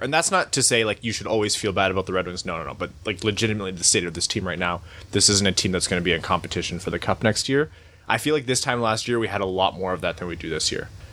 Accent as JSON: {"language": "English", "town": "Windsor", "region": "Ontario", "country": "Canada", "tie": "born or raised there", "moved": "yes", "said": "my hometown of Windsor, right across the border from Detroit."}